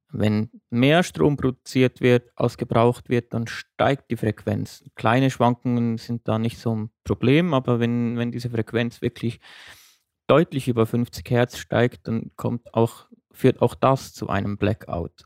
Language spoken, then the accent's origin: German; Switzerland; bei uns in der Schweiz